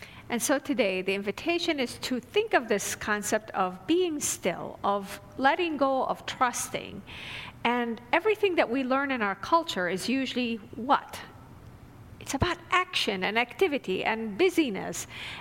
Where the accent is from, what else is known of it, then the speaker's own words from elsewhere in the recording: Damascus, Damascus Governorate, Syria; moved away; I grew up in Damascus, Syria, so it was a city of about 5 million people.